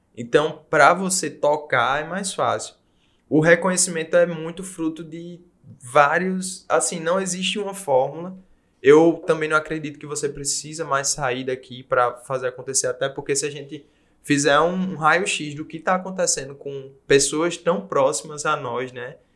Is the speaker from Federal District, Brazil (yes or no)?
no; Paraíba, Brazil; moved away as an adult; also born or lived in Portugal; como nordestino